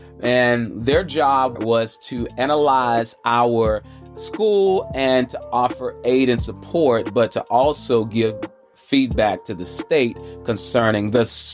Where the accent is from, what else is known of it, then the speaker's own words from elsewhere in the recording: Charlotte, North Carolina, United States; I'm coming from the South, the Queen City, Charlotte, North Carolina, the QC